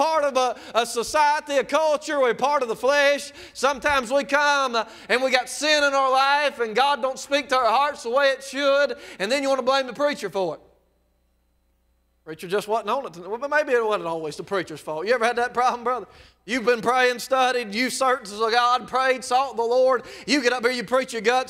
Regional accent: South Mississippi, United States; I'm from South Mississippi

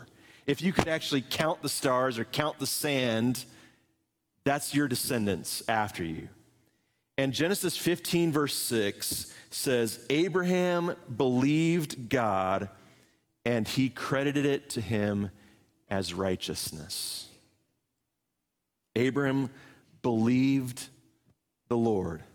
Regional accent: Indianapolis, Indiana, United States; moved away as an adult; also born or lived in St. Louis, Missouri / Seymour, Indiana / Muncie, Indiana; now in Appleton, United States; I grew up in Indianapolis, Indiana

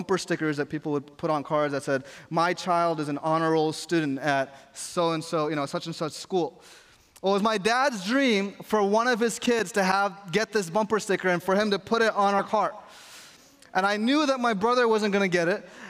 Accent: New York, United States; I grew up in New York where you're supposed to have a hard exterior and people don't show emotions

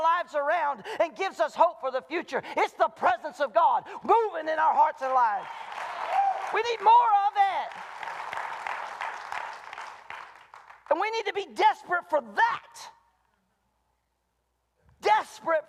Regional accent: the South, United States; moved away; I'm from the South, and we did revival twice a year

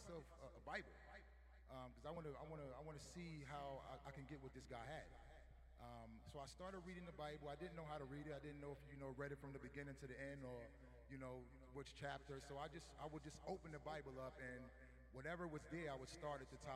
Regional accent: New York City, New York, United States; I'm from New York City

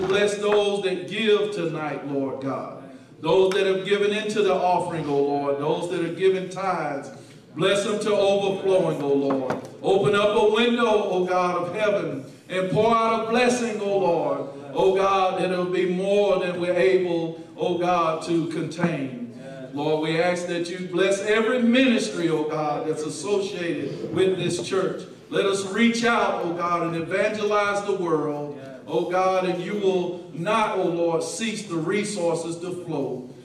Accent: Albany, United States; I'm from Albany

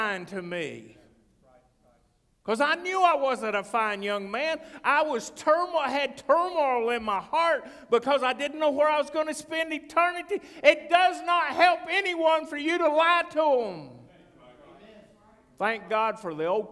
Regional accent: North Carolina, United States; I'm from North Carolina

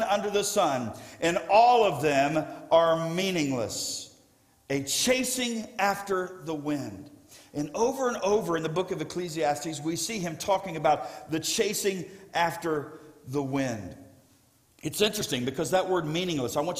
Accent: South Florida, United States; I grew up in South Florida

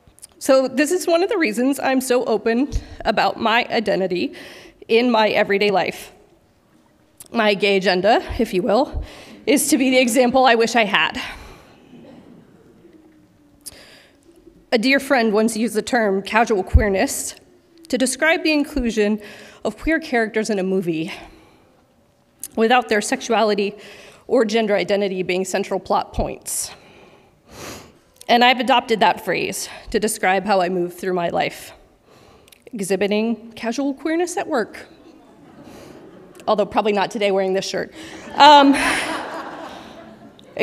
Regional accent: Washington, United States; Growing up in Washington several decades ago

